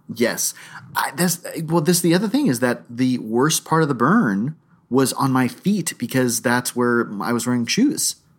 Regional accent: Palm Beach, Florida, United States; growing up in Palm Beach

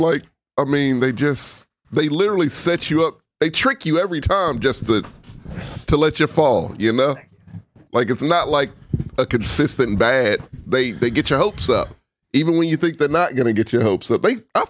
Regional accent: Texas, United States; I'm a Texan.

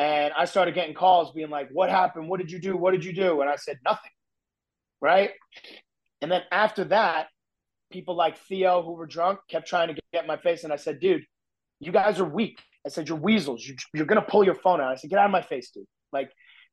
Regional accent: New Jersey, United States; I'm from New Jersey, like I grew up in your face, no BS

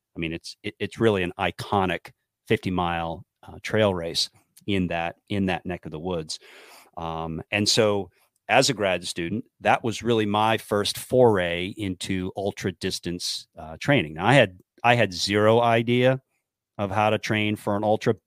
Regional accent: New Hampshire, United States; moved away as an adult; I was from New Hampshire

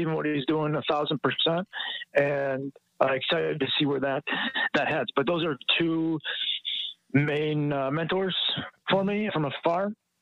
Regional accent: Wisconsin, United States; growing up in Wisconsin. You know, it's Green Bay Packers country, and so it's like a religion up here

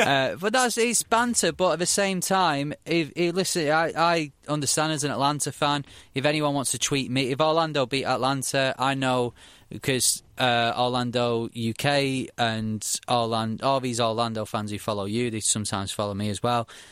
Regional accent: Manchester, North West England, United Kingdom; I come from Manchester, so it's Man United and City or Man United and Liverpool

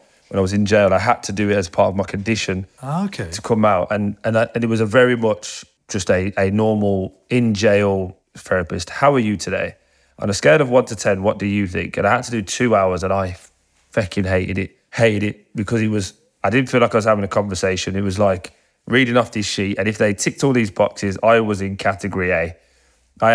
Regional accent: Birmingham, West Midlands, United Kingdom; And it went, you from Birmingham? I said, yeah.

